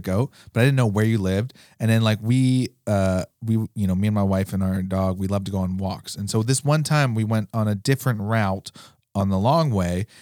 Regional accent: New York, United States; now in Alaska, United States; when I grew up in New York, hockey wasn't even an option

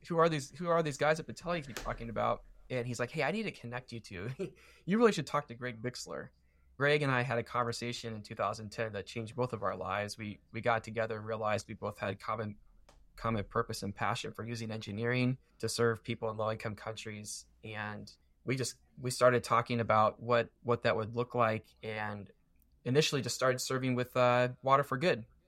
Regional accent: Warsaw, Indiana, United States; I grew up in Warsaw

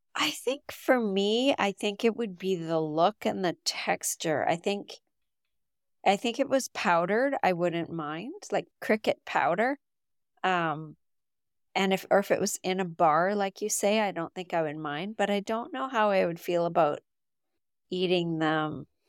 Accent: Canada; I'm from Canada

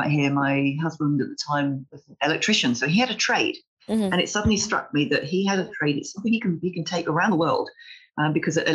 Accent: London, United Kingdom; moved away as an adult; also born or lived in Hartlepool; now in Málaga, Spain; I'm originally from London. I met my husband there

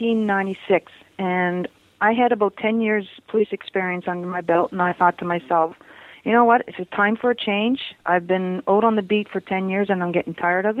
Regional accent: Nova Scotia, Canada; moved away; I come from Nova Scotia. I grew up in a fishing village.

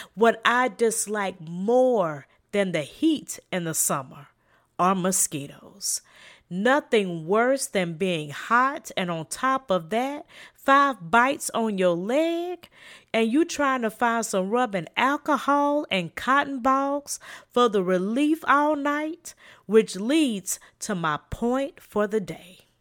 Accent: South Carolina, United States; accent: Southern; a slight Southern accent in my voice, I am from South Carolina

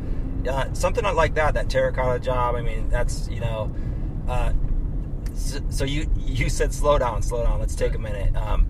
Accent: North Dakota, United States; I'm from North Dakota.

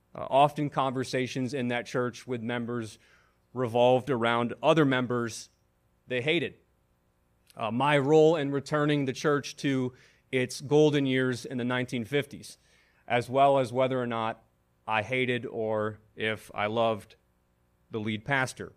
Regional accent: Buffalo, New York, United States; moved away as an adult; now in Washington, D.C., United States; I was hired as an associate pastor in my hometown of Buffalo, New York.

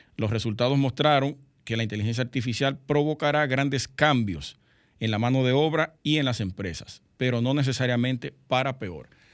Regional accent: Sosúa, Puerto Plata, Dominican Republic; now in Santo Domingo, Dominican Republic; Yo soy de Sosúa

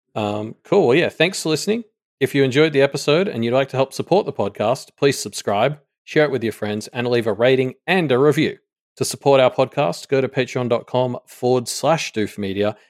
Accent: Australia; we were a penal colony that now has a higher G, G D P per capita than the place that sent all its prisoners there

